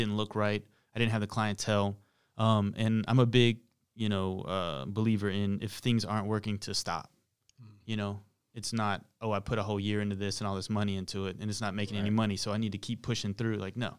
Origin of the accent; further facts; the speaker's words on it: Charlotte, North Carolina, United States; Growing up in Charlotte at the time, because Power 98, they'd play like New York stuff